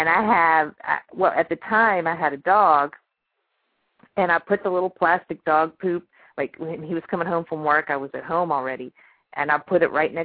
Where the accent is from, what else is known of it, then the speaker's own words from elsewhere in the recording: Louisiana, United States; I was born and raised in Louisiana